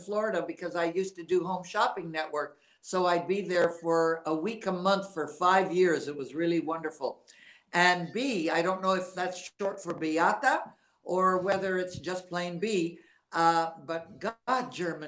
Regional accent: Montreal, Quebec, Canada; also born or lived in Texas; now in United States; I'm from Montreal, Canada

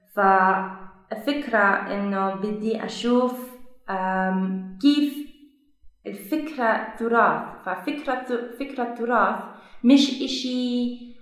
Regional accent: Belgium; Arabic is a second language; moved away as an adult; now in Jordan; أنا من بلجيكا

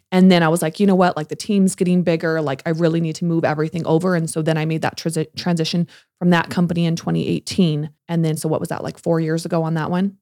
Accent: California, United States; moved away as an adult; now in Salt Lake City, United States; I'm from California, I moved here in 2015

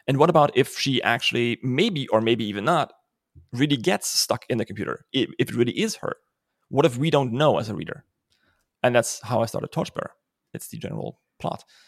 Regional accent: Germany; accent: German; English is a second language; I'm German

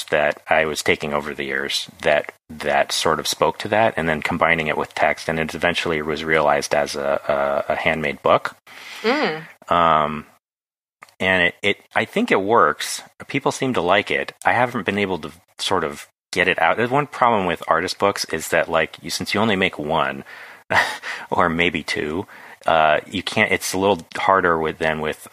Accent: Carmel Valley, California, United States; moved away; it's about my hometown

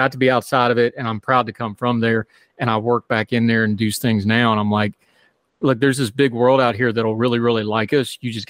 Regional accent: Appalachia, United States; now in -; I'm different, even though I'm from there. Mm-hmm. I mean, it's a thing. I go to Walmart because my accent's gotten soft too because, you know, I've been gone too long. But after about third day, the hills and hollers and yonders come back real fast.

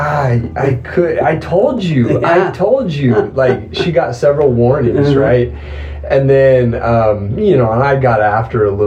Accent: Teton Valley, East Idaho, United States; I was raised in East Idaho, over in the farm fields of East Idaho, over in the Teton Valley area

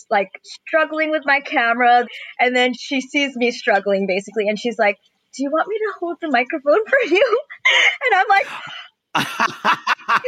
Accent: Los Angeles, California, United States; I'm from Eagle Rock.

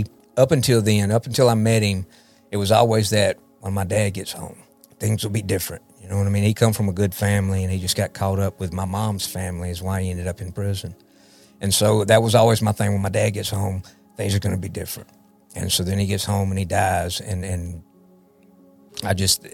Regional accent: Jackson, Mississippi, United States; I was born in South Jackson

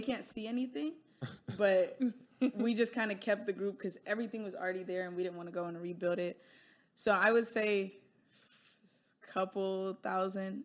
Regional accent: United States; I am Nigerian, right? But I live and was born and grew up in America

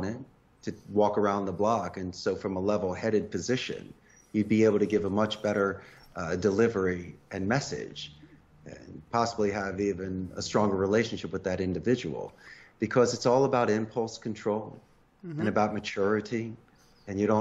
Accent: Philadelphia, Pennsylvania, United States; moved away as an adult; also born or lived in Arizona; now in Costa Rica; I'm originally from Northeast Philadelphia

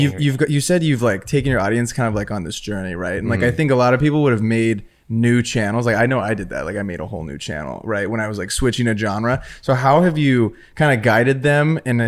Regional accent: Riverside, California, United States; Not in my hometown. Riverside, California.

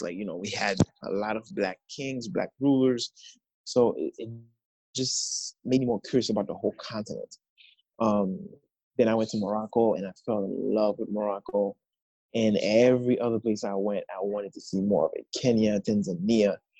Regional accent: Haiti; now in United States; I am from Haiti. Um, I've been living in the States for the past 16 years

